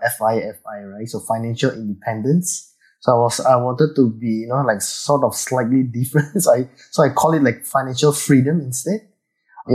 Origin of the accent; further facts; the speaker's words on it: Indonesia; now in Singapore; I was from Indonesia, actually. So I went to Singapore for a very long time, and I've stayed here for many, many years. So I have now actually converted to a Singaporean as well